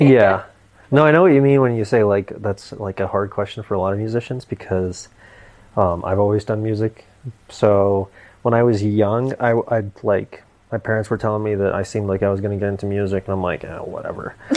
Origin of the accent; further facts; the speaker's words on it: Tampa, Florida, United States; also born or lived in Alaska; I'm from Tampa